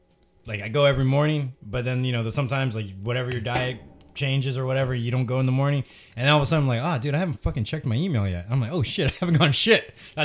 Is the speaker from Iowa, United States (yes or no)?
no; Norfolk, Virginia, United States; I grew up in Norfolk, Virginia